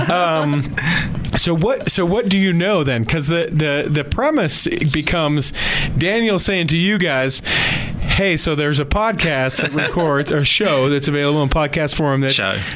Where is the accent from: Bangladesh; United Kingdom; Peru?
United Kingdom; England; we're from England.